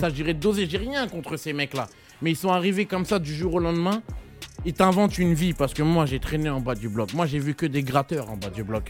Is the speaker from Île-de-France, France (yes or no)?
yes; Carrières-sous-Poissy, Île-de-France, France; je suis de carrière sous Poissy